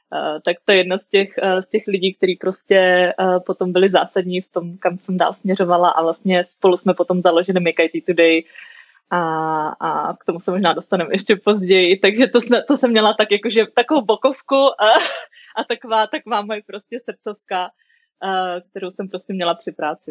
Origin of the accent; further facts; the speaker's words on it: Brno, South Moravian Region, Czechia; moved away as an adult; also born or lived in United States; now in Prague, Czechia; jsem z Brna